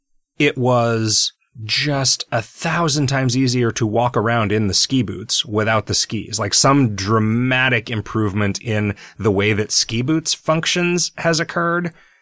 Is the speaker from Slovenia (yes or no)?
no; Illinois, United States; I remember watching a community theater play in the tiny town that I grew up in Illinois with my grandmother.